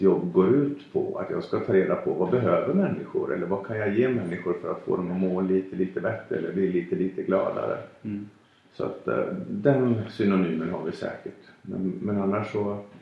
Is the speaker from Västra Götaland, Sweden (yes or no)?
no; Falun, Dalarna County, Sweden; min barndom 1974 i Falun